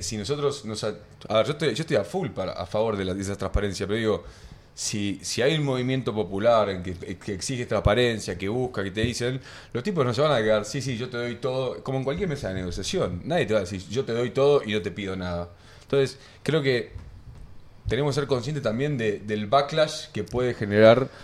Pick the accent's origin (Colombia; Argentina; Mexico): Argentina